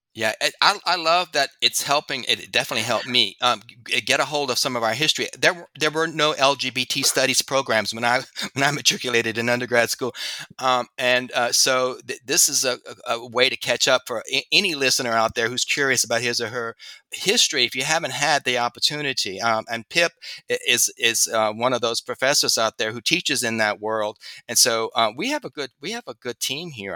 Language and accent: English; Louisiana, United States; my home state, Louisiana